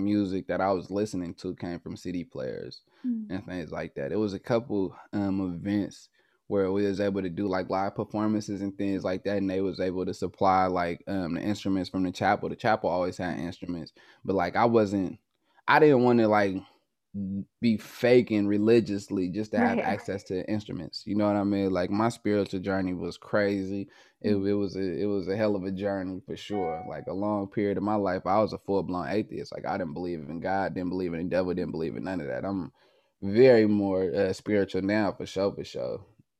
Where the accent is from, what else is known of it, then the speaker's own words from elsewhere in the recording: Oakland, California, United States; I'm from Oakland, California. So I was in the Northern California car, in the Bay Area car to be exact.